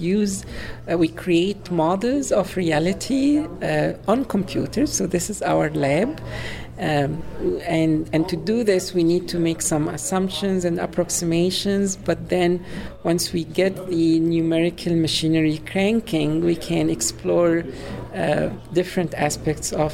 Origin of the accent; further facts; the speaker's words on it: Cairo, Cairo Governorate, Egypt; moved away as an adult; also born or lived in Illinois, United States; now in Urbana-Champaign, United States; I am from Egypt, Cairo specifically, and I came to the U.S. for my PhD